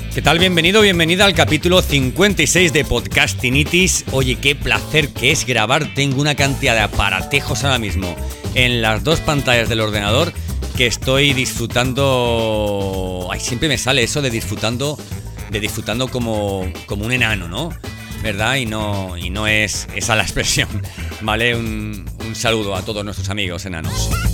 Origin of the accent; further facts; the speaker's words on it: Spain; nuestro país